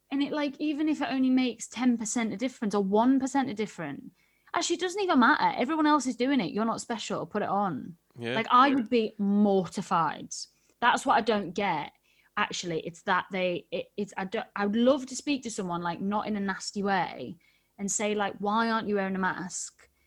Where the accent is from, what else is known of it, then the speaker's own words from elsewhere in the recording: United Kingdom; I'm very British.